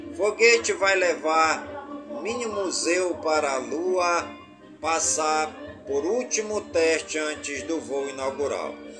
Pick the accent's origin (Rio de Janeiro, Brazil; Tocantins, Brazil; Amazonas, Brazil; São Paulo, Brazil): Amazonas, Brazil; Careiro da Várzea; em todas as comunidades do Careiro da Vaz, é minha cidade natal